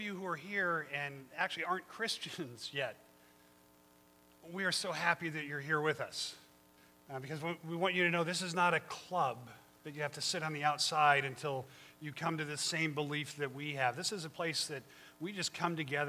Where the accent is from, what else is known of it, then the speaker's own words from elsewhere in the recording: Colorado, United States; now in Monterey, United States; I grew up in Colorado, and I'm used to good harsh winters